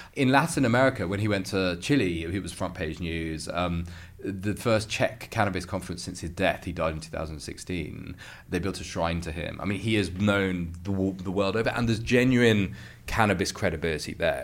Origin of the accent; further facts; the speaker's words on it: United Kingdom; as a Brit